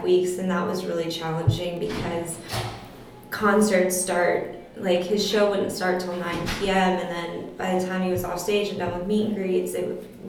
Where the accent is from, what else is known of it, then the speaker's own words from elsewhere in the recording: South Florida, United States; moved away as an adult; also born or lived in Mississippi; now in Los Angeles, United States; I grew up in South Florida